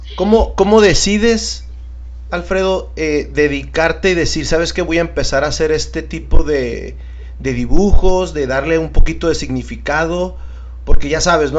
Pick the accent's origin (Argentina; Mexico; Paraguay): Mexico; Tijuana, Baja California; la gente de aquí, Tijuana, sabemos qué onda